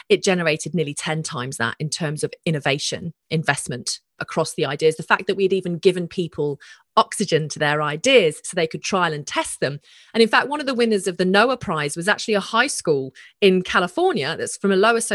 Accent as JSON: {"language": "English", "country": "Australia"}